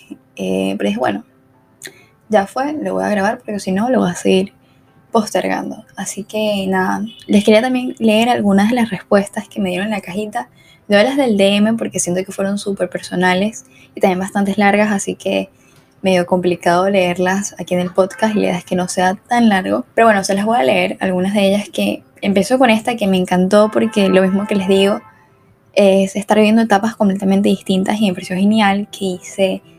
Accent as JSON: {"language": "Spanish", "country": "Venezuela", "moved": "as an adult", "said": "yo soy de Venezuela, obviamente el acento"}